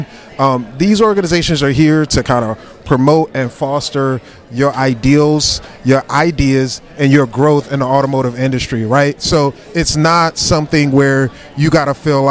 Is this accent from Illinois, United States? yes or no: no; Glen Burnie, Maryland, United States; I'm proud from Glen Burnie